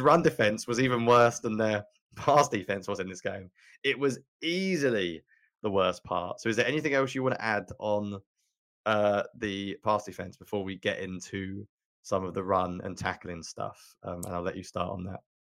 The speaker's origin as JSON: {"language": "English", "region": "England", "country": "United Kingdom", "said": "I'm from England"}